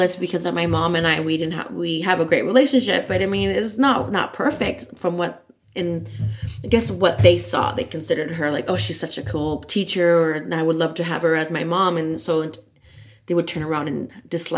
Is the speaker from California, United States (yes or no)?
yes; Los Angeles, California, United States; I'm born and raised in Los Angeles